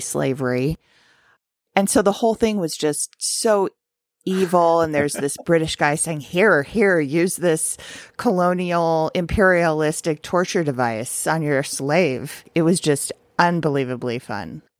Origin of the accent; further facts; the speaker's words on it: Santa Monica, California, United States; moved away; my hometown of Santa Monica